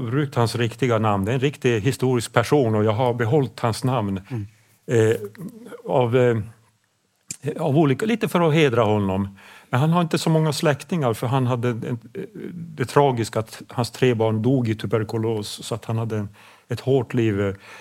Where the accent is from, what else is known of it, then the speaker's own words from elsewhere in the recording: Pajala, Norrbotten County, Sweden; first language Swedish; vi ligger ju så, så långt norrut, det är så kallt